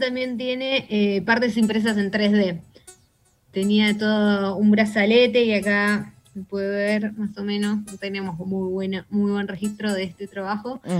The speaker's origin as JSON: {"language": "Spanish", "region": "Buenos Aires", "country": "Argentina", "said": "como, argentinos y como porteños"}